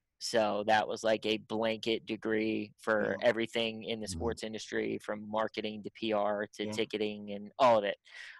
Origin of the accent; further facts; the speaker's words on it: Pittsburgh, Pennsylvania, United States; My name in Pittsburgh means something, which is exciting because that's my hometown.